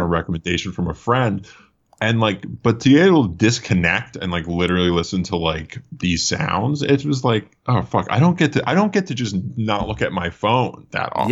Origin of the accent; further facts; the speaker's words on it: Allentown, Pennsylvania, United States; moved away as an adult; also born or lived in Philadelphia; now in Los Angeles, United States; Originally, I was from outside of Philadelphia, um, Lehigh Valley area, like Allentown